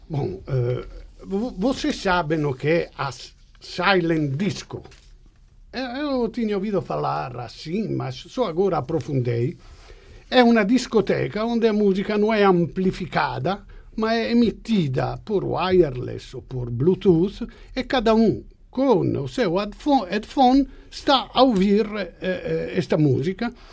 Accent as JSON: {"language": "Portuguese", "country": "Italy", "second_language": "Portuguese", "moved": "yes", "said": "eu sou, sou italiano"}